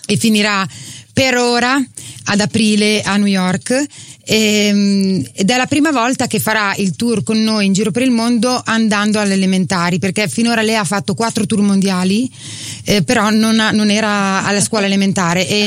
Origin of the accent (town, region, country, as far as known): Emilia-Romagna, Italy; accent: Romagnolo